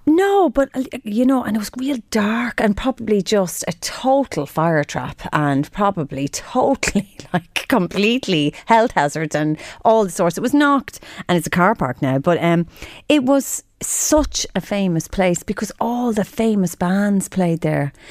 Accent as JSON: {"language": "English", "town": "Drogheda", "region": "Leinster", "country": "Ireland", "tie": "born or raised there", "moved": "yes", "said": "I'm from Drogheda"}